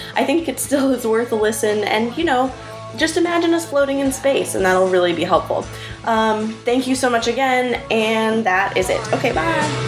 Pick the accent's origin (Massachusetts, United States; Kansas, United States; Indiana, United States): Massachusetts, United States; Boston; I grew up in Boston